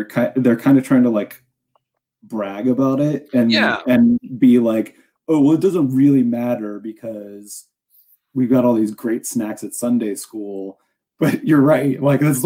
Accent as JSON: {"language": "English", "town": "Chapel Hill", "region": "North Carolina", "country": "United States", "tie": "born or raised there", "said": "I grew up in Chapel Hill, North Carolina"}